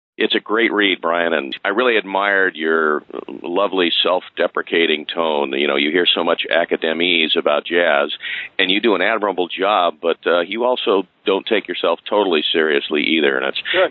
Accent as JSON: {"language": "English", "town": "Palo Alto", "region": "California", "country": "United States", "tie": "born or raised there", "also_born_or_lived": "Berkeley", "said": "I I grew up in Berkeley in the in Palo Alto areas"}